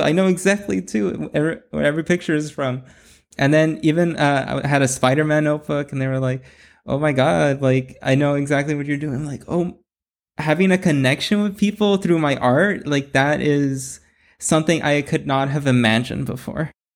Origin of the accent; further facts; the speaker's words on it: Bell, California, United States; also born or lived in Cudahy, California; now in Whittier, United States; I was born in L A and raised in, uh, Southeast L A. And, uh, I, w, I was in Bell